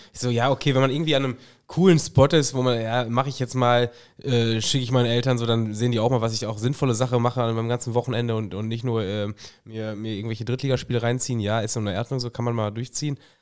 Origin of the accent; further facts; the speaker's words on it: Germany; als Deutscher